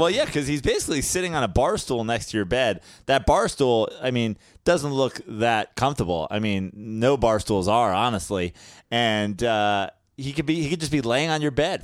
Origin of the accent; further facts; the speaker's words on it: New York, United States; as a New Yorker